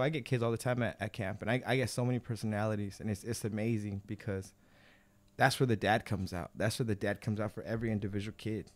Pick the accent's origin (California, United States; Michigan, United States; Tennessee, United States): California, United States; Baldwin Park; I grew up in Ballin Park